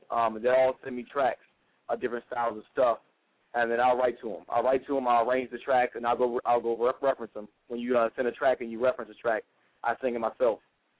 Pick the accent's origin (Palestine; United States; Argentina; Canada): United States; Maryland; He's actually from the same area I grew up with in my hometown out in Maryland.